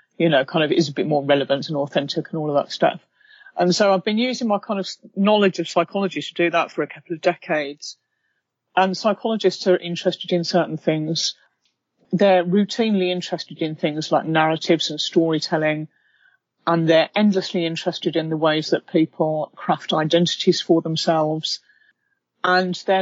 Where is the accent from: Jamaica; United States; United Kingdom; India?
United Kingdom; now in London, United Kingdom; I'm British